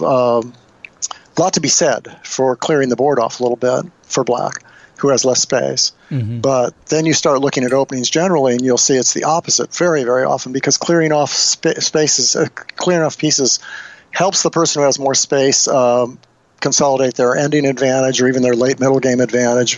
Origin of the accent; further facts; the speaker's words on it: Nebraska, United States; when I was growing up in Nebraska